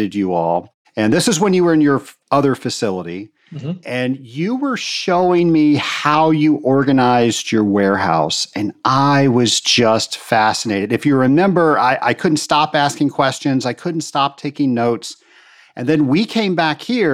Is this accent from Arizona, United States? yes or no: no; Virginia, United States; now in Georgia, United States; I grew up in Virginia